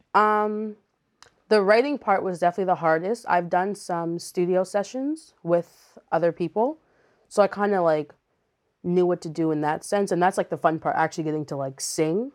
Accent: Montreal, Quebec, Canada; moved away; I grew up in Montreal, so we were in church all the time.

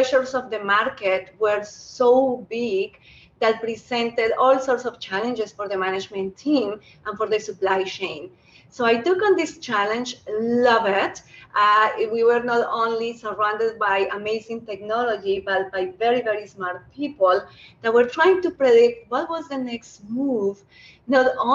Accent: Colombia; moved away as an adult; now in Canada; I happen to be a Canadian with an accent. I was born in Colombia, where I studied industrial engineering

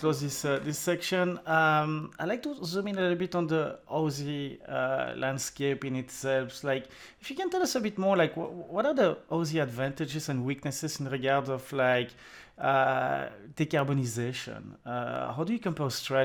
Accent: Belgium; accent: French; English is a second language; you hear my French accent and I'm from Belgium, country of cheese

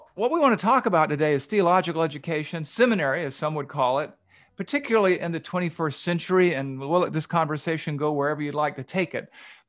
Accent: the South, United States; moved away as an adult; also born or lived in Asheville, North Carolina / Los Angeles, California; we're both from the South

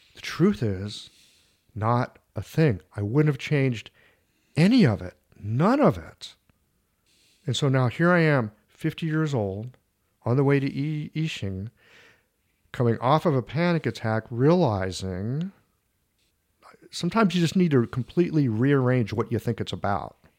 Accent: St. Louis, Missouri, United States; moved away as an adult; also born or lived in Cincinnati, Ohio / Seattle / China; now in St. Louis, United States; I grew up in Saint Louis.

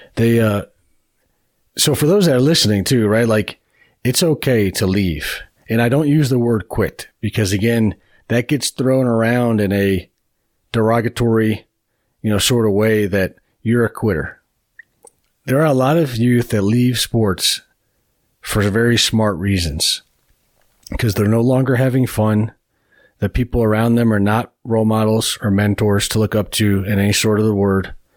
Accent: Beachwood, Ohio, United States; I grew up on the east side of Cleveland. I grew up in Beechwood, Ohio

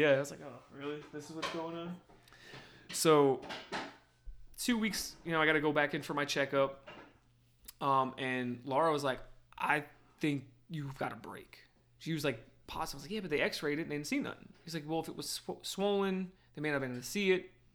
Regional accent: New Jersey, United States; moved away; growing up in Jersey

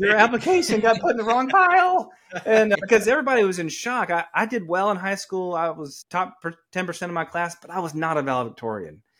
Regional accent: Atlanta, Georgia, United States; accent: Southern; moved away as an adult; also born or lived in New York City; I am from Atlanta, Georgia. I'm eighth generation Georgia.

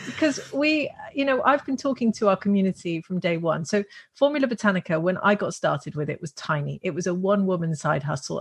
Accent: Netherlands; moved away; also born or lived in Russian Far East / California, United States / Australia; I'm from the Netherlands

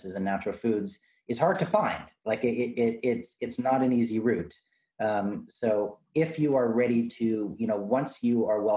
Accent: Canada; as a Canadian

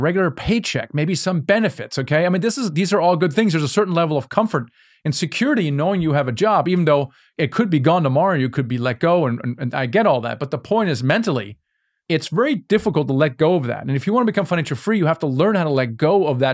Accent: Germany; Yeah, I'm from Germany

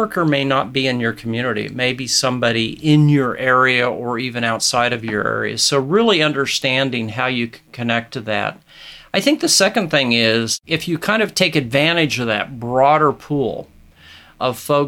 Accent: Nebraska, United States; here in my home state of Nebraska

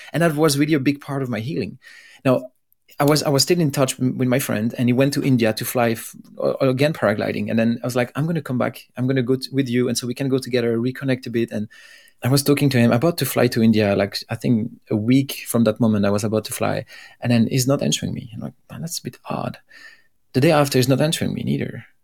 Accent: Belgium; I'm from Belgium

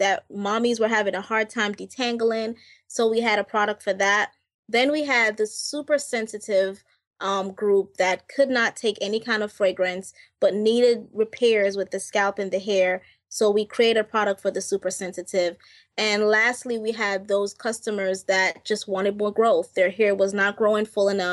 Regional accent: Jamaica; I'm from Jamaica

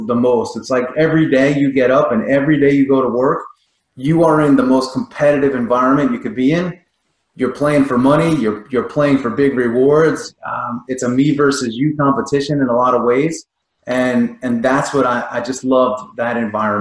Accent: New York, United States; being a kid growing up in New York

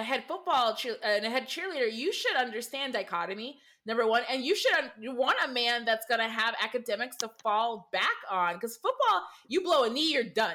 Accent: Michigan, United States; I'm from Michigan. So we're a hop away from Ohio

